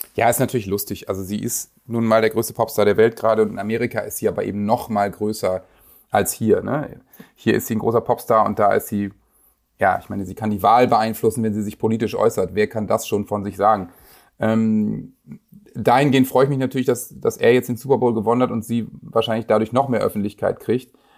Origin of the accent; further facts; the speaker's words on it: Germany; als Deutscher